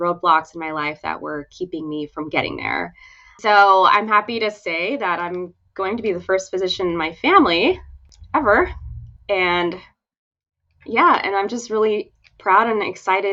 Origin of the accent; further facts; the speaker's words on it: San Pablo, California, United States; also born or lived in Oakland, California / Newport Beach, California / Irvine, California / Washington State; I myself grew up in San Pablo, California, Bay Area, and I still live here